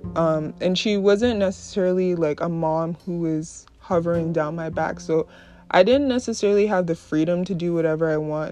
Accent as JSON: {"language": "English", "region": "New York", "country": "United States", "tie": "born or raised there", "also_born_or_lived": "Brooklyn, New York", "said": "I grew up in New York. Uh, I was born in Brooklyn, New York, and raised in the suburbs of New York."}